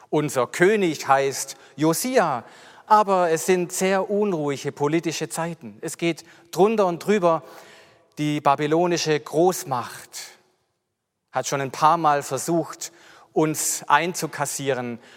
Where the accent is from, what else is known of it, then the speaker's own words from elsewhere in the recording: Mühlhausen an der Enz, Baden-Württemberg, Germany; ich bin 53 Jahre alt, ich bin aufgewachsen in Mühlhausen an der Enz, ich hatte noch drei Geschwister